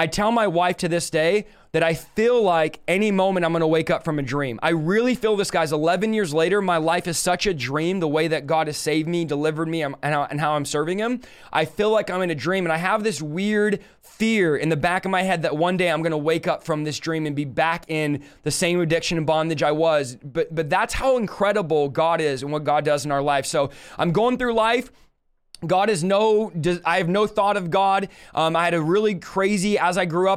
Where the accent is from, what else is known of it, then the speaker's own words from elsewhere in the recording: Manteca, California, United States; also born or lived in San Jose, California; I was born in San Jose, California at 8 years old. I moved to a city called Manteca, California